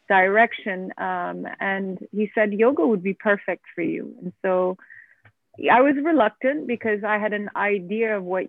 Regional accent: Geneva, Switzerland; moved away as an adult; now in Abu Dhabi, United Arab Emirates; I was born and raised in Geneva, Switzerland. Of Turkish parents, and I have been living in Abu Dhabi for the last 15 years.

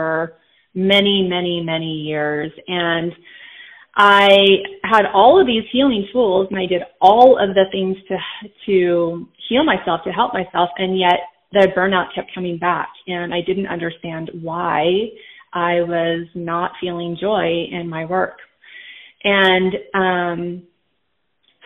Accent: Southern California, United States; I grew up in Southern California

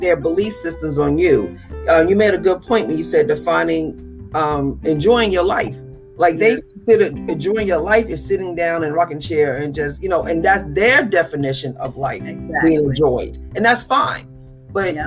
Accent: New York, United States; moved away; I'm a New Yorker

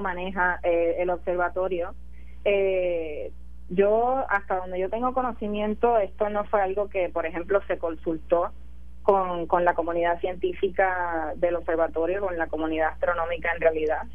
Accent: Puerto Rico; como puertorriqueña

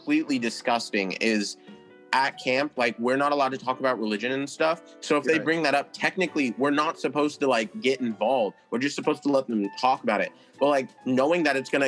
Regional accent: California, United States; now in Utah, United States; we're from California

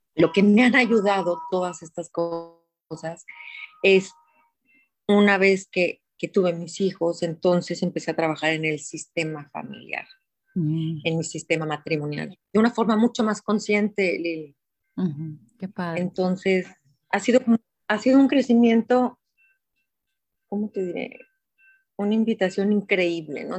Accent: Guadalajara, Jalisco, Mexico; Nací en Guadalajara, Jalisco, hace 54 años

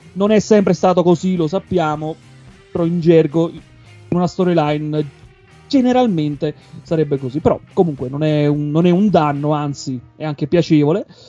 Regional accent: Avellino, Campania, Italy; now in Bern, Switzerland; Precisamente sono di Avellino, non di Napoli

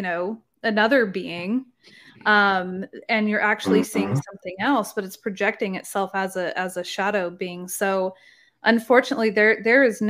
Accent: Oregon, United States; moved away as an adult; now in Texas, United States; I was in Oregon, beautiful Pacific Northwest, that's where I grew up.

